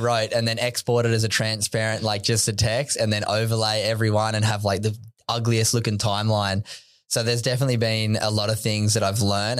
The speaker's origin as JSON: {"language": "English", "town": "Sydney", "region": "New South Wales", "country": "Australia", "tie": "born or raised there", "said": "I grew up on Sydney's Northern Beaches, Narrabeen"}